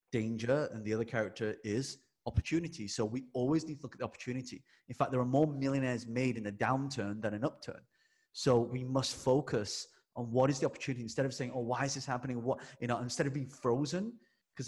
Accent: England, United Kingdom; I'm British born Chinese. Yes. I was born in England. And so growing up, my town, me and my brother were the only two Chinese people in the school.

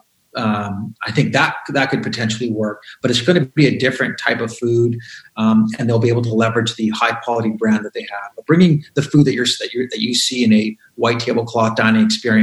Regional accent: Montreal, Quebec, Canada; I'm from Montreal

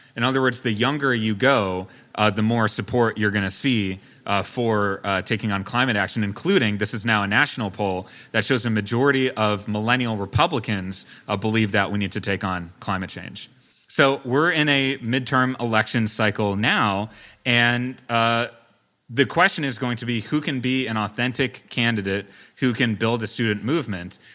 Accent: Brookfield, Wisconsin, United States; my hometown of Brookfield

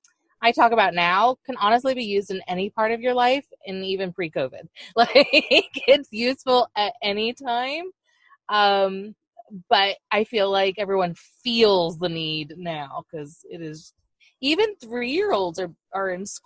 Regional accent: Florida, United States; And then I blame Epcot, because I grew up in Florida and went to Epcot a lot.

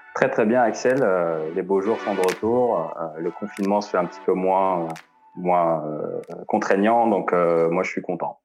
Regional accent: Algeria; moved away as an adult; now in France; je suis né en Algérie, j'ai grandi en Algérie euh, jusqu'à jusqu'à ce que j'empoche mon bac S.

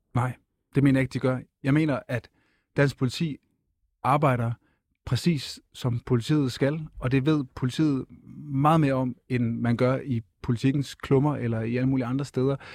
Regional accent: Funen, Southern Denmark, Denmark; Fyn, hvor jeg kommer fra

